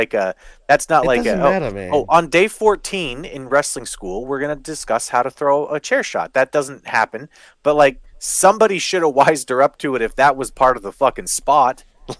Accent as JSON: {"language": "English", "country": "Ireland", "said": "I think it's because I'm Irish."}